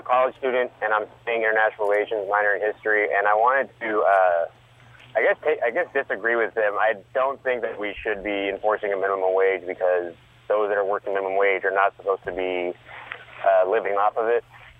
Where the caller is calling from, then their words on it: Austin, Texas, United States; I'm from Austin, Texas.